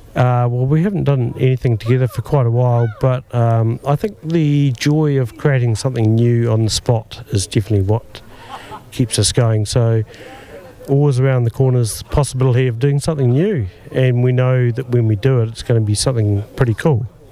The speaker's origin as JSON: {"language": "English", "town": "Mosgiel", "region": "Otago", "country": "New Zealand", "tie": "born or raised there", "said": "I grew up in Mosgiel"}